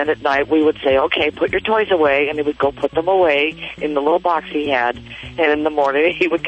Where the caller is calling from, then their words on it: Long Beach, California, United States; I'm in Long Beach, California.